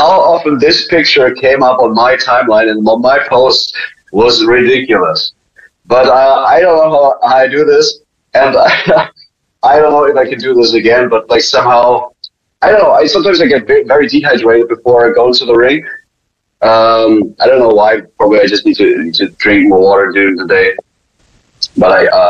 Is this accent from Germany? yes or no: yes; Germany; moved away; when I was raised in Germany